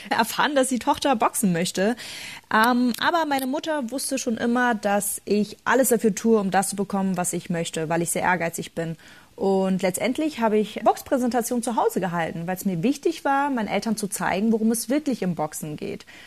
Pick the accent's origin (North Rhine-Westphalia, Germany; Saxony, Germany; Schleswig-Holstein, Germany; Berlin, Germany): Berlin, Germany; Als Kind libanesischer Einwanderer war meine Kindheit in Berlin nicht immer einfach, doch ich habe mich nie runterkriegen lassen.